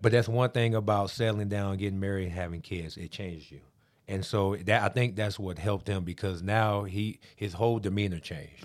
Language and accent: English; Amarillo, Texas, United States; born or raised there; moved away as an adult; also born or lived in Missouri / Pittsburgh